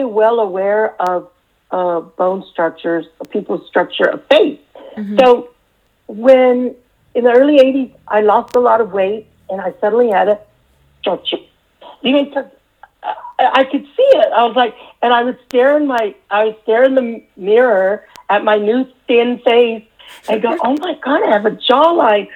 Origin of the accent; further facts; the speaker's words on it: San Antonio, Texas, United States; moved away; Growing up in San Antonio, Texas, where I'm at now, visiting mom, this is my hometown